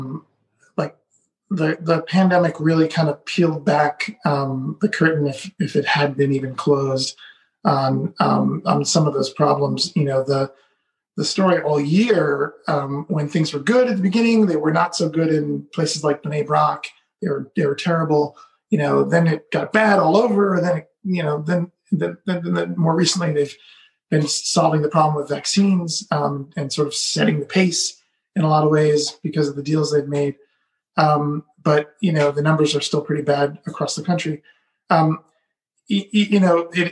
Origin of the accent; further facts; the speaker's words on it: United States; moved away as an adult; also born or lived in Israel; as an American